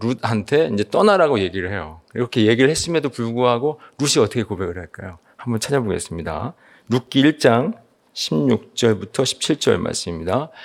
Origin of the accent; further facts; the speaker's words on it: Seoul, South Korea; 저는 개인적으로 서울에서 태어나서 자랐기 때문에